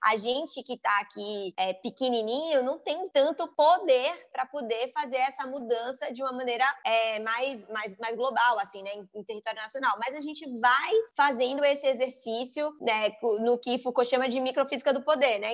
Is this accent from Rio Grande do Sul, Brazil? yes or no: no; Salvador, Bahia, Brazil; Sou sou baiana de Salvador, eu me identifico muito com o meu território, assim, com o meu sotaque